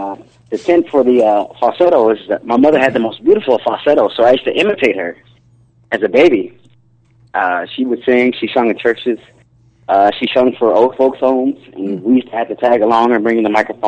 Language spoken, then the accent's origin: English; Indianapolis, Indiana, United States; now in California, United States; I'm from Indianapolis, Indiana.